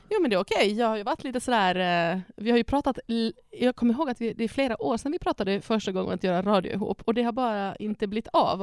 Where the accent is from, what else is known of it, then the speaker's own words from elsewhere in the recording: Ostrobothnia, Finland; now in Sweden; jag är född och uppvuxen i Österbotten, Finland